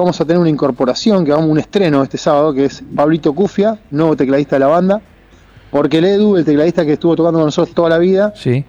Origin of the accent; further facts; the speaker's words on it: Argentina; nosotros nos criamos en Argentina